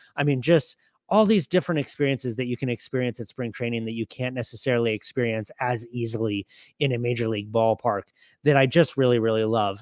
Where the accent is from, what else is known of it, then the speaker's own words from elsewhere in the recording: Southern California, United States; now in Arizona, United States; I grew up in Southern California